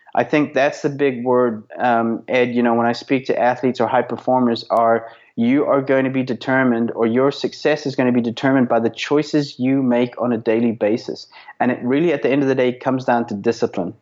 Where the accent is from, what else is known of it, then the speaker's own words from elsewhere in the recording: South Africa; also born or lived in Belfast, Northern Ireland; as a kid growing up in South Africa. Um, I was actually born in Belfast, Northern Ireland, but moved to South Africa when I was uh, five